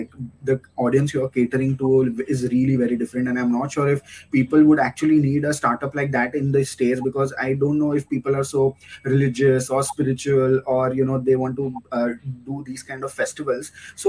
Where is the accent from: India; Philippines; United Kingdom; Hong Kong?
India; Kolkata, West Bengal; now in Mumbai, India; Like eastern side of the India, I am from Kolkata, right? So I have a very sweet tooth, so I always make sure that I get someone get me sweets from there. Currently I'm residing in Mumbai